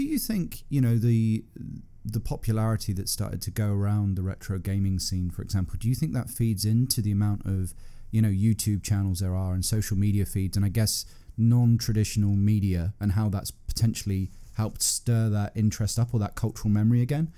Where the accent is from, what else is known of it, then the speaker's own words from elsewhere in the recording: United Kingdom; I grew up in Britain, nineties was sort of my main teenage years.